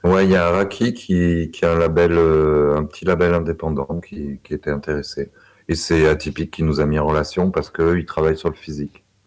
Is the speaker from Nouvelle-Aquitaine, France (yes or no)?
no; Saint-Étienne, Auvergne-Rhône-Alpes, France; je suis de Saint-Étienne